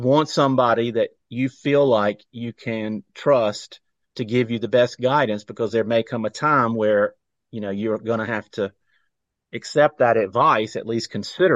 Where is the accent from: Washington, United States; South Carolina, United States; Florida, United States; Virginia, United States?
South Carolina, United States; Rock Hill; I grew up in South Carolina, Rock Hill specifically